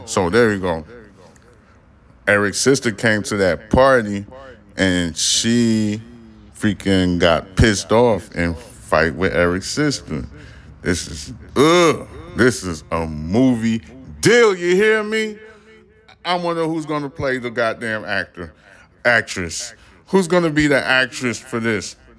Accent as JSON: {"language": "English", "town": "New York City", "region": "New York", "country": "United States", "said": "I am a New Yorker"}